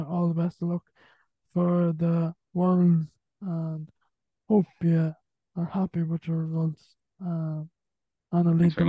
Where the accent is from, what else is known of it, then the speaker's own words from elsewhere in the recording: Galway, Connacht, Ireland; I'm from Galway